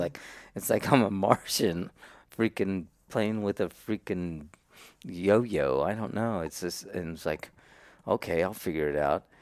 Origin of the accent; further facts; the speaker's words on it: Salinas, California, United States; I was born and raised in Salinas, California